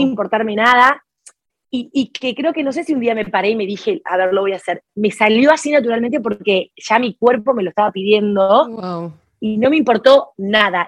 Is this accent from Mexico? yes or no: no; Jujuy, Argentina; now in Buenos Aires, Argentina; Jujuy es el nombre de la provincia de donde yo nací. Yo en este momento estoy residiendo en Buenos Aires, pero vengo de una provincia que queda a 1800 kilómetros de acá de Buenos Aires. incluso viví toda mi infancia en un pueblo muy chiquitito